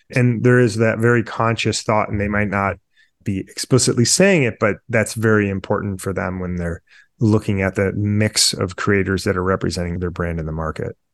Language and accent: English; Midwest, United States; now in Detroit, United States; I'm a Midwesterner based in Detroit